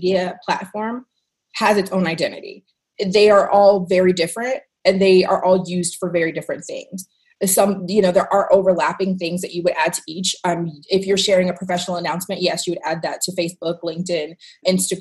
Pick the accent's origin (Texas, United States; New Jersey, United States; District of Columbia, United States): District of Columbia, United States; Washington; moved away as an adult; now in Las Vegas, United States; I'm actually originally from Washington, D.C.